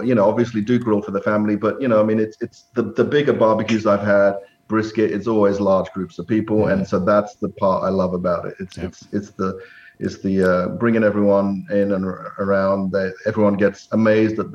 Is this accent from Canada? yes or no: no; England, United Kingdom; moved away as an adult; now in United States; I was born and raised in England